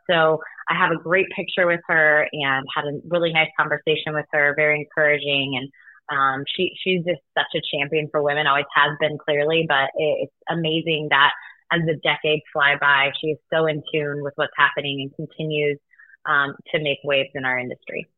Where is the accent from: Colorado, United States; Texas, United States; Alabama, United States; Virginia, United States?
Colorado, United States; Denver; my hometown in Denver, Colorado